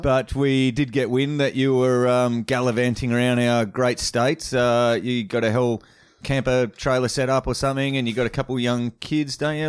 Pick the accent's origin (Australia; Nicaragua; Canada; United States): Australia; Western Australia; I'm from West Oz